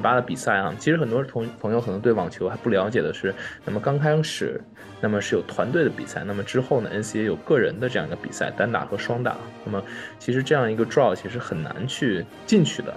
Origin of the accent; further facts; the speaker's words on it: Beijing, China; 大家知道我也是北京人